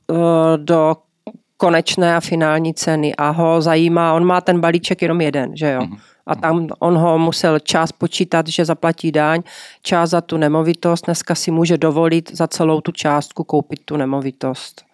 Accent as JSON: {"language": "Czech", "country": "Czechia", "said": "My jsme Češi"}